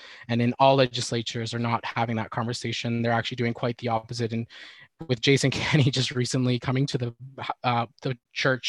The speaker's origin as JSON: {"language": "English", "area": "Alexander First Nation", "region": "Alberta", "country": "Canada", "tie": "born or raised there", "moved": "as an adult", "said": "I am from the Alexander First Nation"}